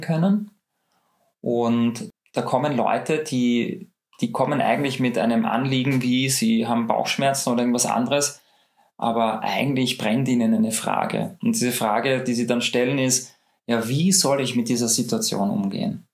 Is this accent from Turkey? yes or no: no; Austria; bei uns in Österreich